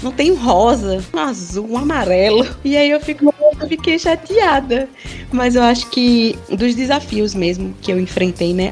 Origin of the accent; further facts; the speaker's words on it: Pernambuco, Brazil; moved away as an adult; now in São Paulo, Brazil; Eu saí do Nordeste, de Pernambuco, do interior. Ah, vim morar em São Paulo